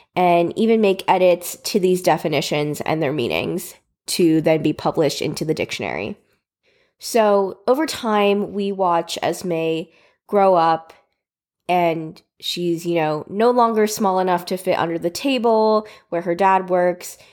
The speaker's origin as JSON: {"language": "English", "country": "United States", "tie": "born or raised there", "said": "I was born and raised in America"}